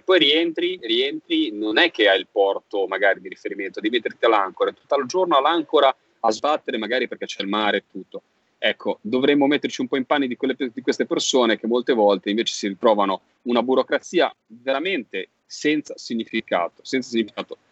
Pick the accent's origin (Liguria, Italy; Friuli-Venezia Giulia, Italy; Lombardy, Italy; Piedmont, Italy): Liguria, Italy; Genoa; accent: Genoese; da senese, che sono a Genova